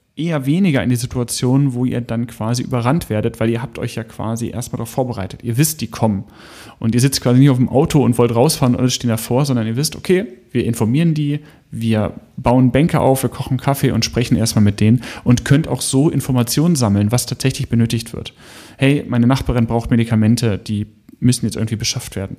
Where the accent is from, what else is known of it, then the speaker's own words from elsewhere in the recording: Hanover, Lower Saxony, Germany; aus meiner Heimatregion Hannover